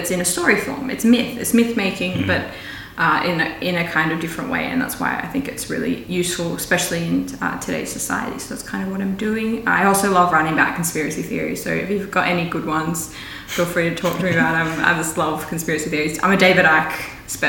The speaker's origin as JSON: {"language": "English", "town": "Ballina", "region": "New South Wales", "country": "Australia", "tie": "born or raised there", "also_born_or_lived": "Lismore / Byron Bay / Sydney", "said": "I was born in Lismore in a teepee"}